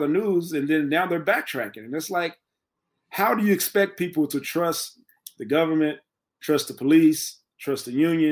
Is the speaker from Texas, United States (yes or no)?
yes; Texas, United States; I'm from Texas